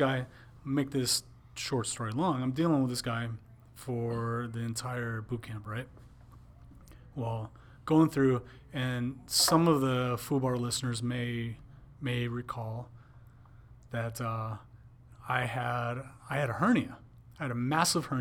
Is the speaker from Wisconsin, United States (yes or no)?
yes; Wisconsin, United States; I was from Wisconsin